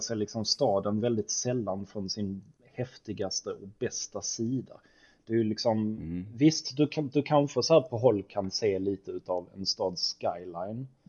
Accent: Sweden; som svensk

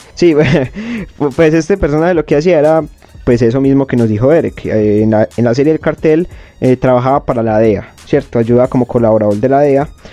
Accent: Colombia; nosotros somos colombianos.

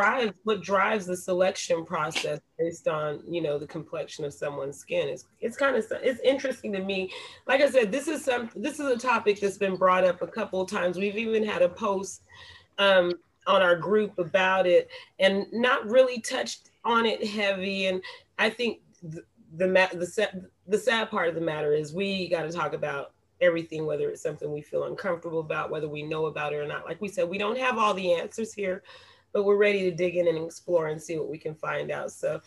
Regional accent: Panama; born there; I'm Latin born. I am of Latin descent. My father is Panamanian. I was born in Panama.

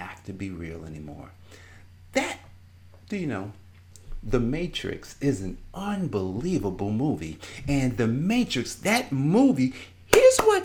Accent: Newark, New Jersey, United States; I grew up in Newark, New Jersey

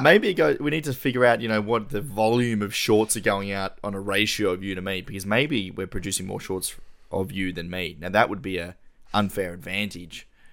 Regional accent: Tasmania, Australia; We're all from Tassie

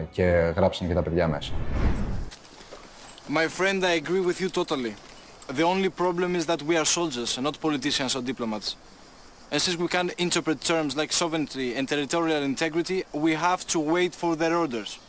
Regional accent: Greece; also born or lived in Switzerland; Να σου πει δεν ήταν δύσκολο, γιατί εγώ έφυγα από την Ελβετία δύο χρονών.

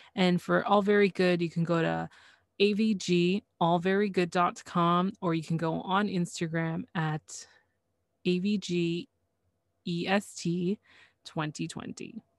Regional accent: Canada; I am Canadian

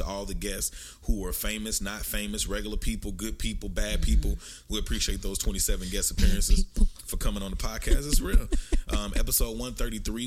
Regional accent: United States; We're from the United States

